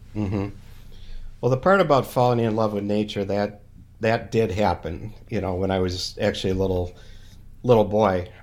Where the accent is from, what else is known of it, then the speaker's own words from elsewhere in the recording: Minnesota, United States; I'm from Minnesota, and, uh, we call this the land of the, the chosen frozen